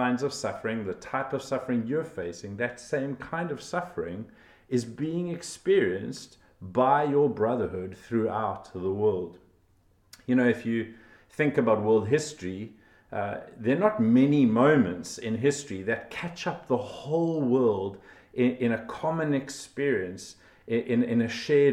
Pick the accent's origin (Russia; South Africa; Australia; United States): South Africa; I was from South Africa